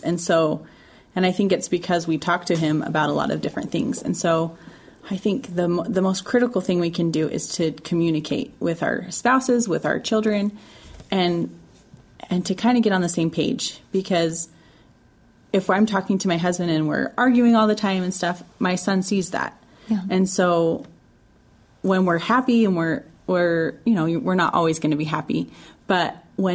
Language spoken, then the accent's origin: English; Utah, United States; I'm from Utah